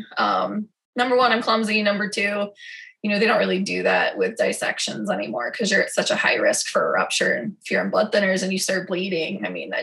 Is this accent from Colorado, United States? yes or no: yes; Denver, Colorado, United States; now in Des Moines, United States; I'm originally from Denver, Colorado